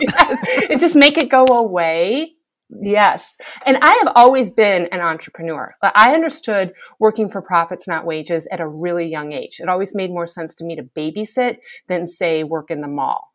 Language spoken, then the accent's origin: English; Michigan, United States; I'm this girl that's born and raised in Michigan